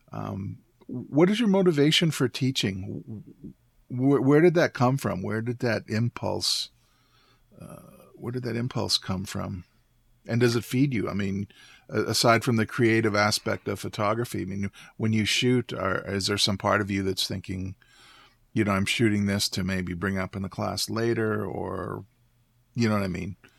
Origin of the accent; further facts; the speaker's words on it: Canadian Prairies, Canada; moved away; I went back to my hometown and um, visited um, a homestead that I lived